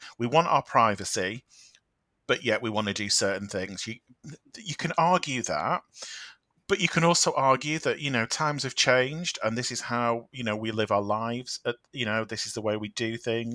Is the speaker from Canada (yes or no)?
no; United Kingdom; we, as the British public